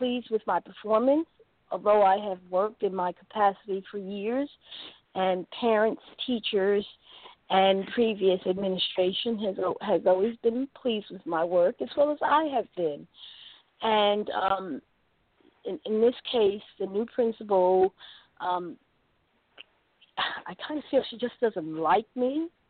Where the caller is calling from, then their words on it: North Carolina, United States; Yes, this is Lowe's, and I'm calling from North Carolina.